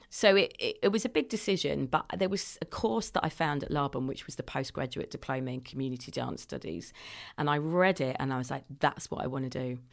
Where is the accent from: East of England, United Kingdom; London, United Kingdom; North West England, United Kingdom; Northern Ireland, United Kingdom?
London, United Kingdom; now in Bradford, United Kingdom; I'm a Londoner